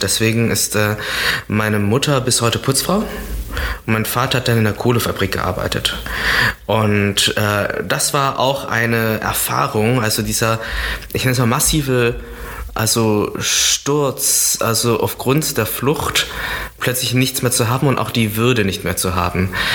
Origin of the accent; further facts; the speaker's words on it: near Düren, North Rhine-Westphalia, Germany; in der Nähe, wo ich aufgewachsen bin, ist der Ort Düren. Das ist, äh, das ist dort auch, wo ich zur Schule gegangen bin